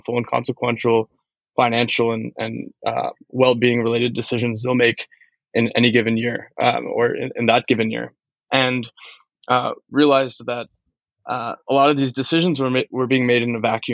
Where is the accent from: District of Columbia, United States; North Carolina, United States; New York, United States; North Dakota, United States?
District of Columbia, United States; Washington; I grew up in the Washington, D.C. metro area.